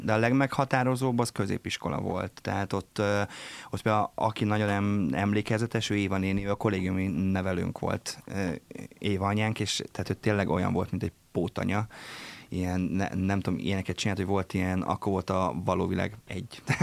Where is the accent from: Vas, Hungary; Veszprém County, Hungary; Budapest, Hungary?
Veszprém County, Hungary; Papkeszi; én egy papkeszi nevű településen nőttem föl, Balaton fűzfős, Balaton kenesek között